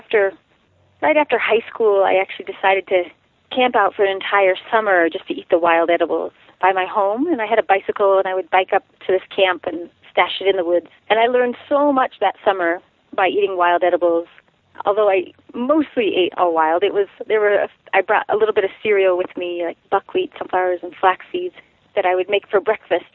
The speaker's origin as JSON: {"language": "English", "town": "Durango", "region": "Colorado", "country": "United States", "tie": "born or raised there", "said": "I grew up in Durango, Colorado"}